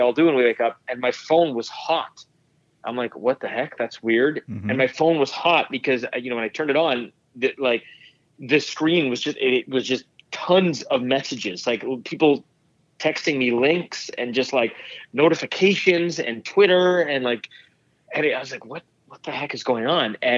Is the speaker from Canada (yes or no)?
yes; Toronto, Ontario, Canada; growing up in Toronto